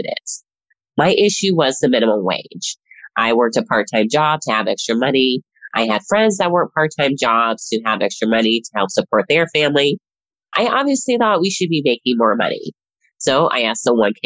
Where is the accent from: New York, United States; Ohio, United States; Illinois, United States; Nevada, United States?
Nevada, United States; Las Vegas; moved away as an adult; now in Washington, DC, United States; I am one of those people who was actually born and raised in Las Vegas, Nevada